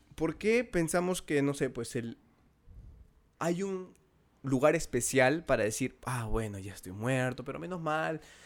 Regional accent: Peru

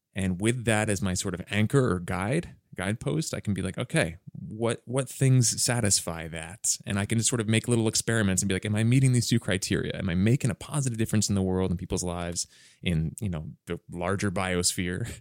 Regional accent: Wayne, Pennsylvania, United States; moved away as an adult; also born or lived in Bryn Mawr, Pennsylvania; now in Los Angeles, United States; I grew up in a, in a small suburb, uh, of Philadelphia called Wayne

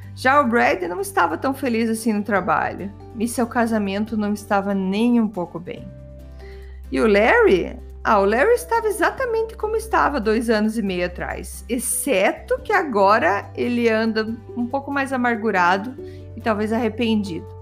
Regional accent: Brazil; eu sou brasileira

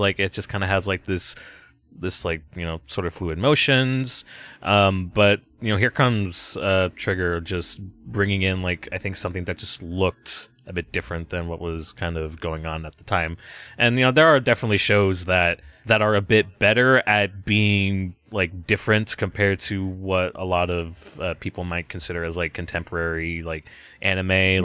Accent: United States; As, as American viewers

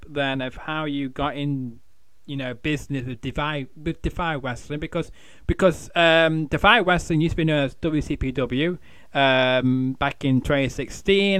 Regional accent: Manchester, North West England, United Kingdom; I'm a Mancunian

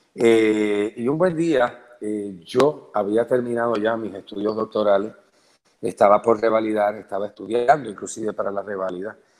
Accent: Puerto Rico; moved away as an adult; also born or lived in Venezuela / Colombia / Mexico / Spain; un hombre que nació aquí, que se desarrolló aquí, que se tuvo que exiliar

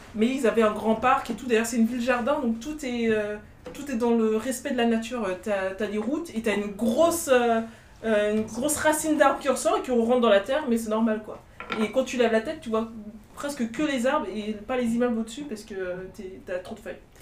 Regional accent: France; on est française

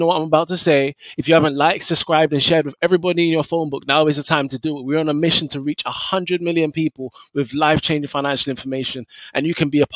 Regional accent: London, United Kingdom; I grew up in Tottenham.

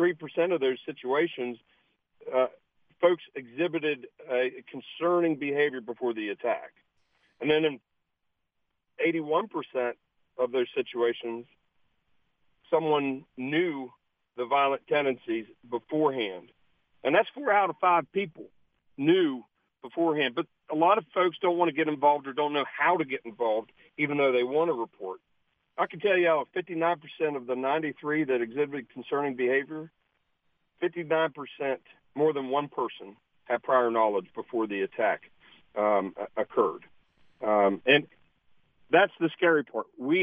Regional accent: Charleston, West Virginia, United States; I know this. I'm from Charleston.

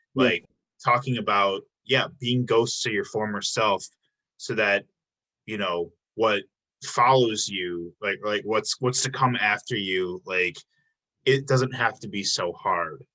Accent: Illinois, United States; now in Milwaukee, United States; I'm from Illinois. I've been, I've only been in Milwaukee for seven years now

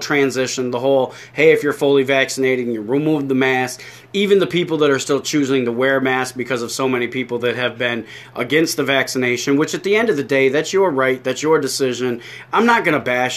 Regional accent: New York, United States; a fat guy from New York

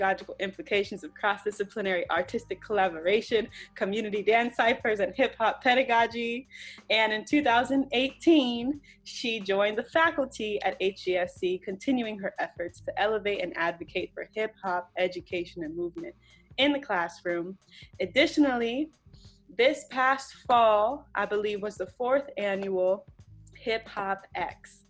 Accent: Hawaii, United States; I grew up in Hawaii.

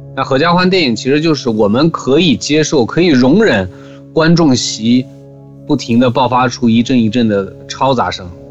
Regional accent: Xining, Qinghai, China; moved away; 以前回西宁经常要遇到他们过年

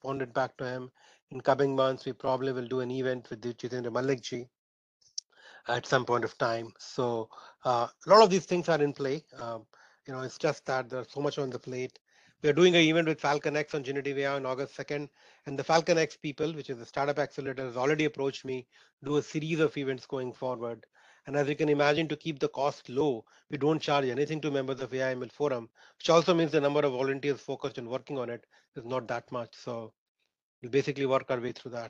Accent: Sindri, Jharkhand, India; I grew up in Sindri, which is 26 kilometers from Dhanbad.

